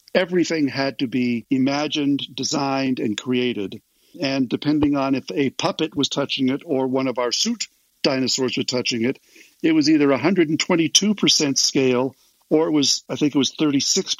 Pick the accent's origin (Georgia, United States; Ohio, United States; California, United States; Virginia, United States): California, United States; Los Angeles; as a guy from